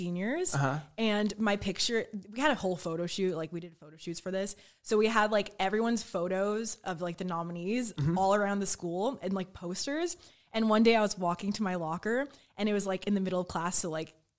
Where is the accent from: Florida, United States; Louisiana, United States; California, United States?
California, United States; Orange County; So I'm from Orange County too.